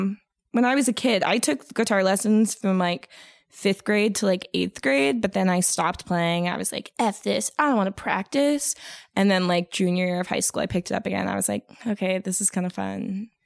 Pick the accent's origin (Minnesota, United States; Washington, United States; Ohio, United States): Washington, United States; Seattle; So we're from Seattle. So the thing is, like, I feel like if we went to all girls Catholic high school in like Texas, it would have been contentious, but because it was in Seattle